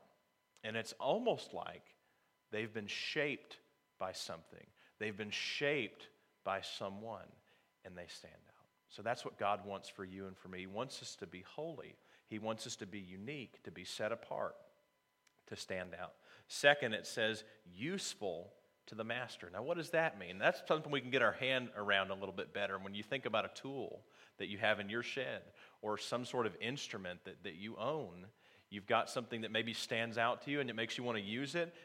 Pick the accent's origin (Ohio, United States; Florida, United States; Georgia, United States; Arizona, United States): Ohio, United States; moved away; also born or lived in North Carolina; I'm actually from Ohio myself, but I was living in North Carolina at the time